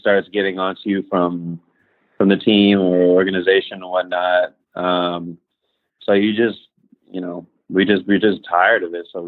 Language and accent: English; Chino Hills, California, United States; moved away as an adult; also born or lived in Costa Mesa, California; I grew up in Chino Hills